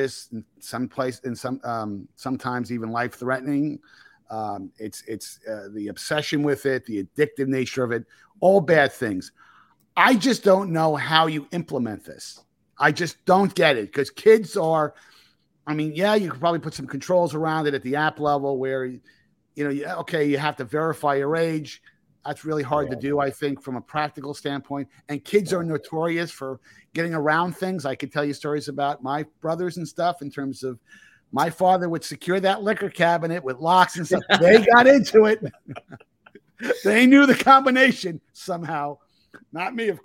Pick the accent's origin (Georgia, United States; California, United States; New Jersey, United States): New Jersey, United States; where I grew up in New Jersey